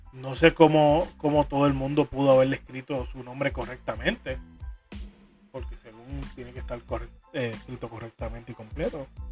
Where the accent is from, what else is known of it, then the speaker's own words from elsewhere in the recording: Corozal, Puerto Rico; Para mi pueblo, Corozal